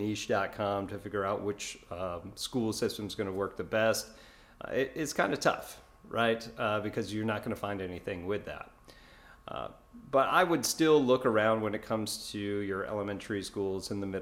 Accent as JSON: {"language": "English", "region": "New York", "country": "United States", "moved": "yes", "lives_now": "Florida, United States", "said": "I'm originally from New York"}